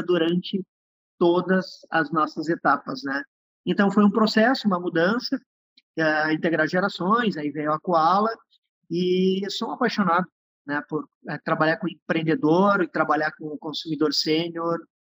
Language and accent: Portuguese; on the border with Uruguay, Rio Grande do Sul, Brazil; Nasci numa cidadezinha no interior do Rio Grande do Sul, na fronteira com o Uruguai, sou descendente de uruguaio